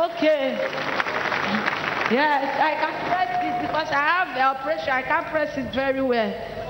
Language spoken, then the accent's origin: English; Nigeria; now in Mali; I'm from Mali. I'm from Nigeria. I live in Mali.